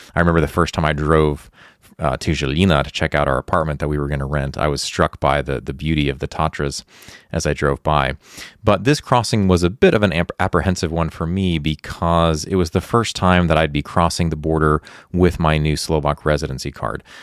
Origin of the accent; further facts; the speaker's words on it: United States; moved away as an adult; also born or lived in Ukraine; I'm an American